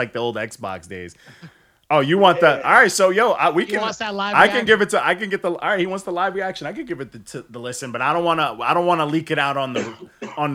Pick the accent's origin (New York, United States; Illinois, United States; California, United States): New York, United States; Long Island; also born or lived in Canada; I am actually a Canadian, but I grew up in Long Island, New York.